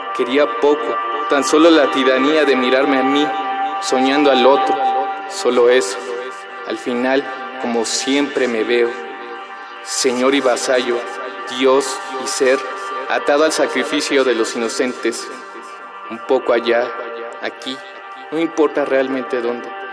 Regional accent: Mexico City, Mexico; nací y vivo en la Ciudad de México

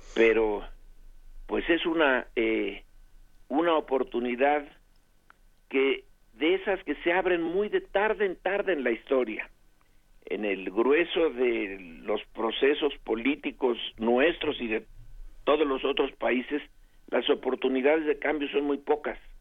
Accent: Mexico; nos identifiquemos como mexicanos

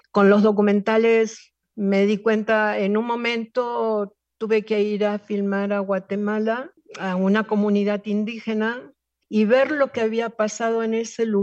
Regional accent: Argentina; nosotros venimos de Argentina, sacamos

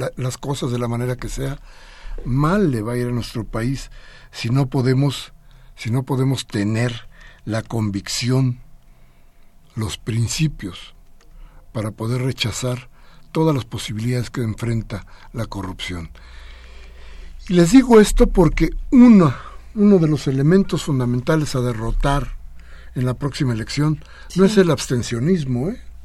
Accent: Mexico; sí somos mexicanos

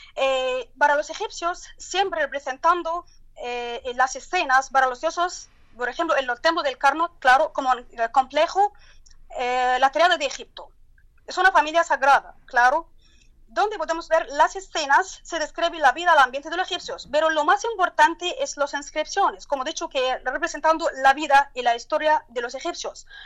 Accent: Turkey; Spanish is a second language; now in Luxor, Egypt; mi país, en el terremoto de la Turquía

